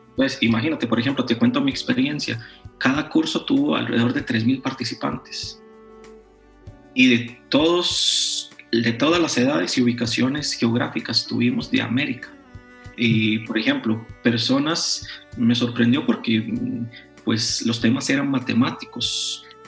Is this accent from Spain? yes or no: no; Costa Rica; yo no soy de México, soy de Costa Rica